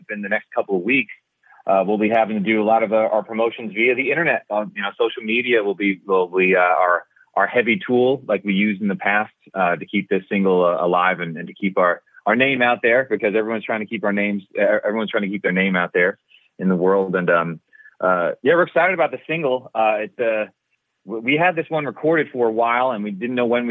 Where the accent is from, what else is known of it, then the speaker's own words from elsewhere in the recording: Kansas, United States; moved away; I grew up in Kansas, so that's Tornado Alley